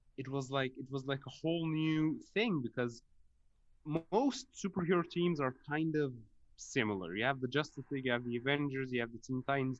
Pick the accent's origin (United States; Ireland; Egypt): Egypt; I'm from Egypt